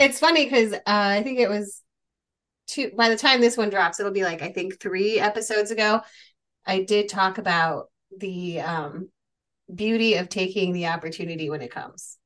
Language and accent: English; Chicago, Illinois, United States; I grew up in Chicago